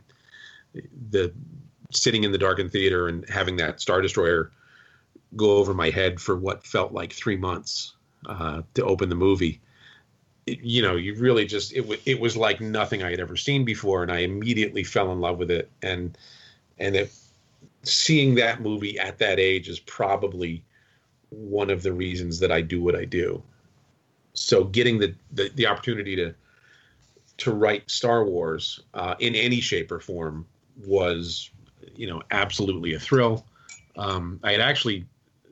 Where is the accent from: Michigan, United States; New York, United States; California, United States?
New York, United States; Kingston; where I grew up in Kingston, New York